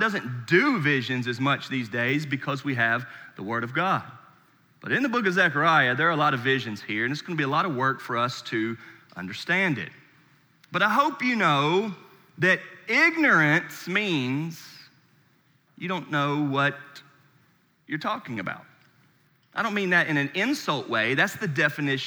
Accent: Charlotte, North Carolina, United States; moved away; I'm born and raised in Charlotte, North Carolina

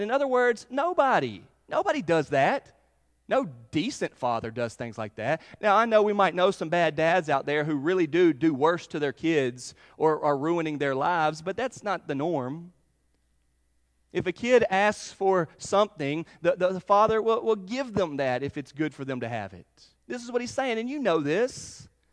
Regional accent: Charlotte, North Carolina, United States; I grew up in Charlotte, North Carolina.

